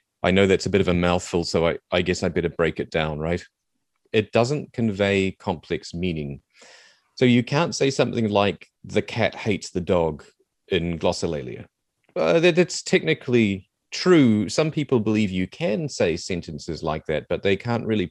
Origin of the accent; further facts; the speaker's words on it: New Zealand; accent: Kiwi; I'm trying not to do my full-on Kiwi accent right now